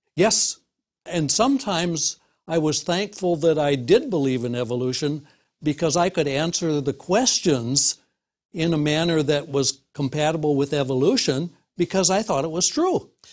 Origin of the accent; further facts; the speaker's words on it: Wisconsin, United States; in the Midwest, uh, Wisconsin